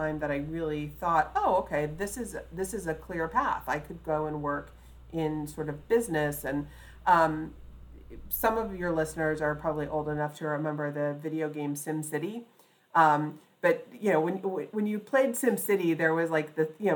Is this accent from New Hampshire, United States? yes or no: no; Mount Vernon area of Fairfax County, Virginia, United States; also born or lived in Alexandria, Virginia; I was raised just south of the city boundaries in the Mount Vernon area of Fairfax County